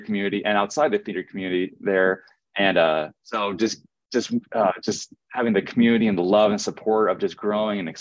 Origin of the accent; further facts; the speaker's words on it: Springfield, Missouri, United States; moved away as an adult; also born or lived in Denver, Colorado; now in Los Angeles, United States; ever since I moved back to Springfield from Denver